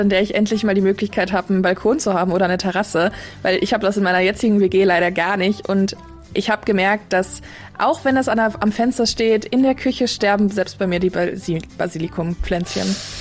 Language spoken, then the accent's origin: German; Ruhr area, North Rhine-Westphalia, Germany; now in Kiel, Germany; Also ich komme aus dem Pott